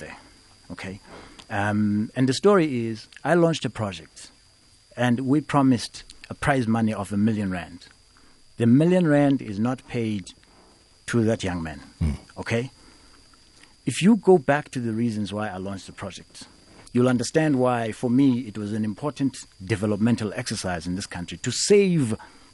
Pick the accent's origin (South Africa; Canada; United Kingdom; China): South Africa; Eastern Cape; I come from the Eastern Cape.